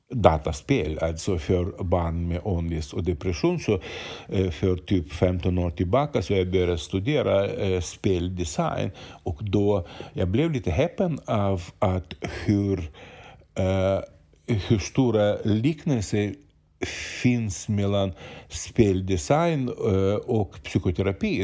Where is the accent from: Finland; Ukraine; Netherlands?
Ukraine; Swedish is a second language; now in Sweden; jag är född och uppvuxen i Ukraina